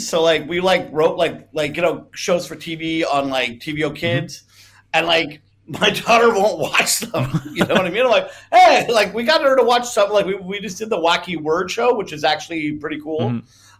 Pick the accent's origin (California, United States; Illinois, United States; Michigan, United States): California, United States; I grew up in California.